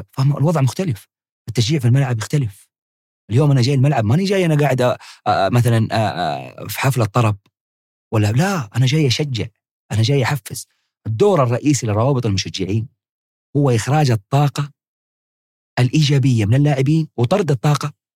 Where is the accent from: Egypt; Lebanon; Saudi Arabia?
Saudi Arabia; Hejaz; عندنا في الحجاز